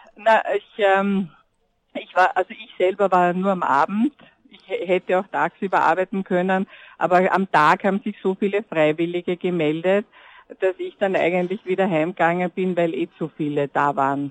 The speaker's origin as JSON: {"language": "German", "region": "Vienna", "country": "Austria", "said": "ich bin Wienerin"}